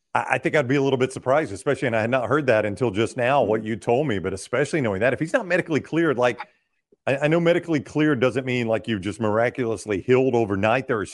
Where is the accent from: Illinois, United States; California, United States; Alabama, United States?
Alabama, United States; Pelham; I'm from Pelham, Alabama.